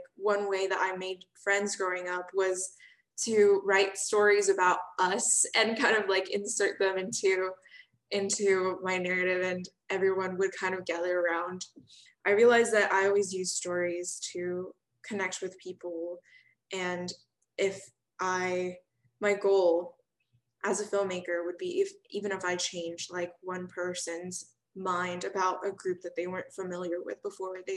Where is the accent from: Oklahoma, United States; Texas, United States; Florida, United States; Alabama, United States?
Texas, United States; Austin; I'm from Austin.